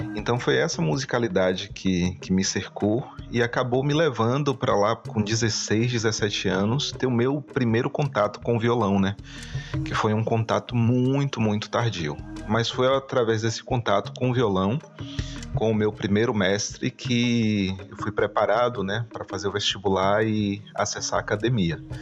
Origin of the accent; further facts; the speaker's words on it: Salvador, Bahia, Brazil; foi do bairro onde eu cresci na cidade de Salvador